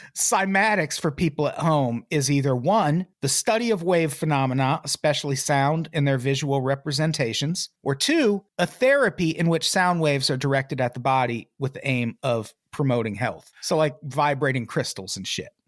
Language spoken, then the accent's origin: English; Peoria, Illinois, United States; where I grew up in Peoria